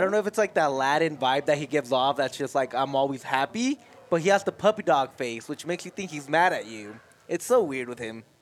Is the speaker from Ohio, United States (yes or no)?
no; Colorado, United States; I'm from Colorado, but I'm also like my Mexican roots